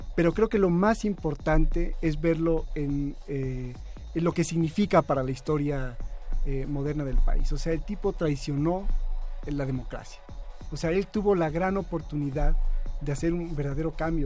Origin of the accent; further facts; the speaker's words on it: León, Guanajuato, Mexico; soy de León, de León, Guanajuato, un lugar muy cercano a San Francisco del Rincón